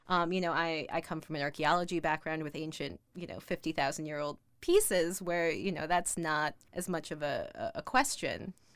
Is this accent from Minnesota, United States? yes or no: yes; Minneapolis, Minnesota, United States; I grew up in Minneapolis